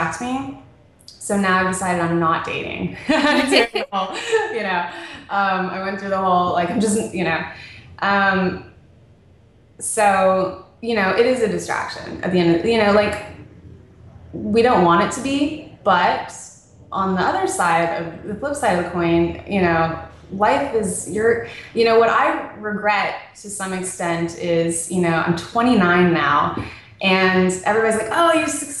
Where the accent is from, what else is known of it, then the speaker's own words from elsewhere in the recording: Las Vegas, Nevada, United States; also born or lived in Phoenix, Arizona / Hollywood Hills, Los Angeles; now in Santa Monica, United States; I was born in Phoenix, and then all of the, like, really important formative years, my parents decided to raise me in Las Vegas